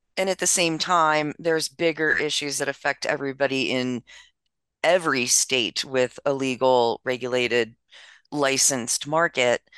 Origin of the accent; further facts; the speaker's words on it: Maryland, United States; my home state of Maryland